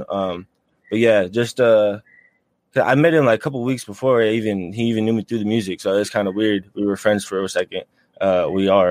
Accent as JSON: {"language": "English", "town": "Tucson", "region": "Arizona", "country": "United States", "said": "I'm from Tucson"}